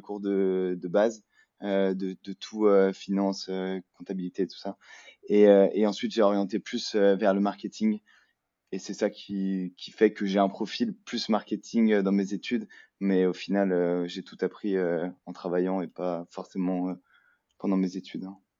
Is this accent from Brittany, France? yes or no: no; Lyon, Auvergne-Rhône-Alpes, France; moved away; je suis français, je viens de Lyon